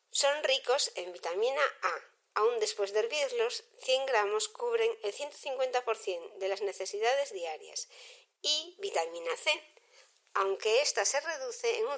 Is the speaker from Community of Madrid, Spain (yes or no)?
no; Galicia, Spain; El grelo es una verdura que por su sabor me encanta, por mi origen, que soy gallega, es muy habitual en mi casa